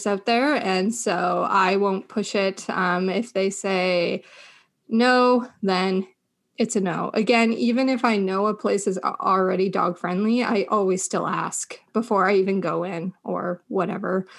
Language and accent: English; Muskoka, Ontario, Canada; So Justine and I grew up in Muskoka.